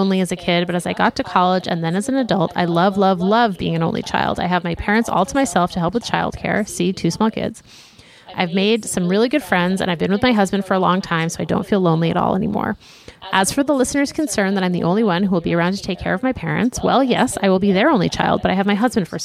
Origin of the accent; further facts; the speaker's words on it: Brookline, Massachusetts, United States; I grew up in Brookline